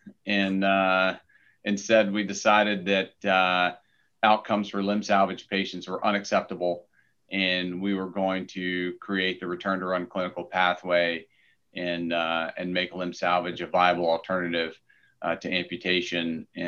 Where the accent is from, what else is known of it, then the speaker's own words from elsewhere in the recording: Baton Rouge, Louisiana, United States; moved away as an adult; also born or lived in San Antonio; So I ended up growing up in Baton Rouge, Louisiana, which was an interesting place to grow up.